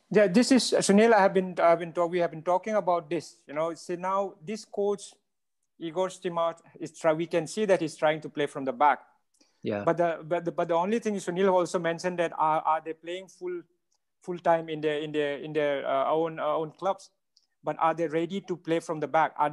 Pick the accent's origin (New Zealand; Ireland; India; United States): India; as an Indian, are we ready to wait for that few more years